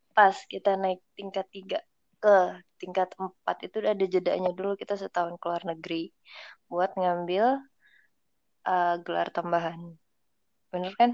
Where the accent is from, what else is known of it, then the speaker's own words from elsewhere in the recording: Cirebon, West Java, Indonesia; gue dari SD sampai SMA itu di Cirebon